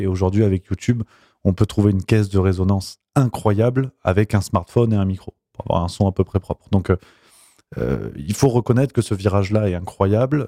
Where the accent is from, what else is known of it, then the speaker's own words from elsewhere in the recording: Nîmes, Occitania, France; moved away as an adult; also born or lived in Avignon / Toulouse; je viens d'Avignon, je suis d'Avignon, j'ai grandi du côté de Nîmes.